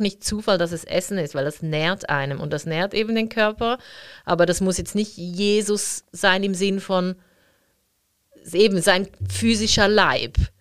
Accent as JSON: {"language": "German", "region": "Zurich", "country": "Switzerland", "tie": "born or raised there", "said": "ich bin ja in der Stadt Zürich aufgewachsen"}